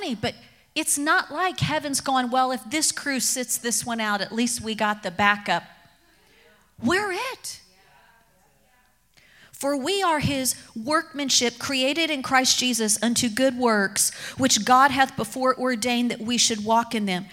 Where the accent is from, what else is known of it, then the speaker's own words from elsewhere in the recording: Kentucky, United States; I grew up in Kentucky